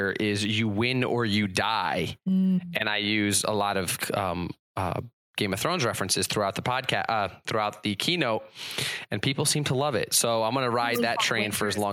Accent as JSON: {"language": "English", "region": "Connecticut", "country": "United States", "tie": "born or raised there", "moved": "yes", "said": "I'm from Connecticut and that's where I grew up"}